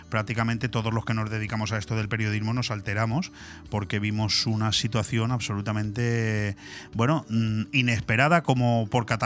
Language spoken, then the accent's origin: Spanish; Canary Islands, Spain; yo, soy de La Palma